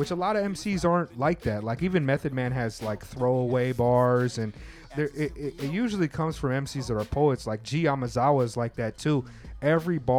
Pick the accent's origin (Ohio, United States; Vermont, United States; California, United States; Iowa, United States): California, United States; Southern; Growing up in Southern California, it's like you couldn't even wear Raiders gear